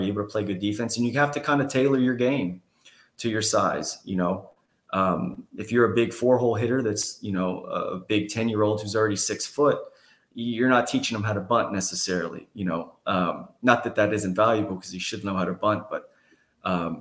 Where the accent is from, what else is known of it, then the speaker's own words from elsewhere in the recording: Houston, Texas, United States; I was from the Houston area